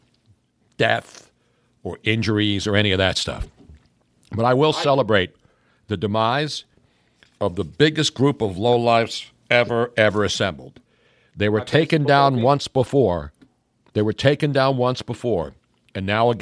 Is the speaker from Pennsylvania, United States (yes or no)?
yes; Philadelphia, Pennsylvania, United States; born or raised there